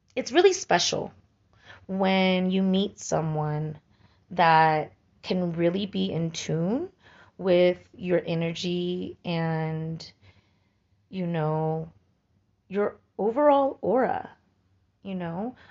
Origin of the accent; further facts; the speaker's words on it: Santa Cruz, California, United States; moved away; my hometown of Santa Cruz